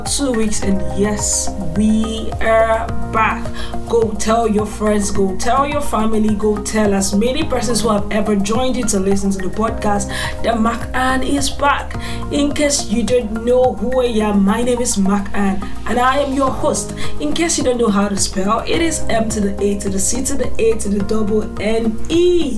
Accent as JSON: {"language": "English", "area": "eastern Nigeria", "region": "Anambra", "country": "Nigeria", "moved": "yes", "lives_now": "Abuja, Nigeria", "said": "I am a Nigerian from the eastern part of Nigeria, which is Anambra State. Yes, and I reside in FCT Abuja."}